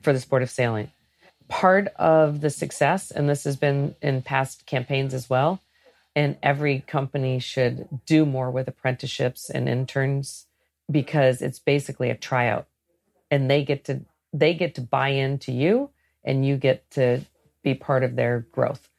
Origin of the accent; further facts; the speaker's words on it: Great Lakes, United States; I grew up in the Great Lakes